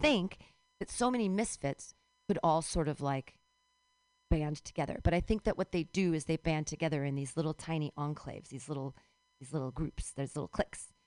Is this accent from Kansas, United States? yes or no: no; California, United States; I can legitimately claim California as a birthright